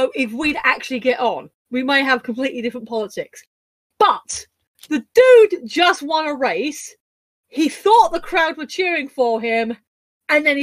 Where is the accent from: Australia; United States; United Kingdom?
United Kingdom; as a British person